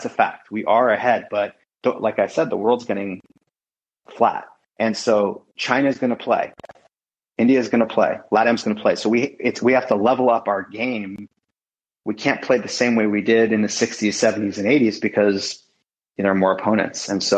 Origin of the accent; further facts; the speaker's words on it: London, United Kingdom; born there; I was born in London.